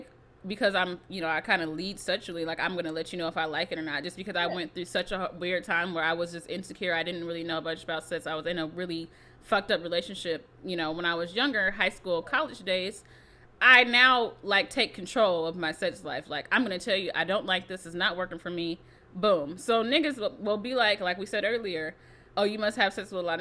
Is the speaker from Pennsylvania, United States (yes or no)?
no; Seattle, Washington, United States; I'm from Seattle, and in Seattle, there is a lot of Black people